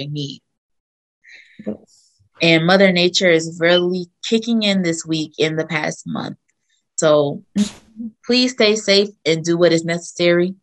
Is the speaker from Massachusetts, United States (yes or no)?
no; New Jersey, United States; people in New Jersey, my home state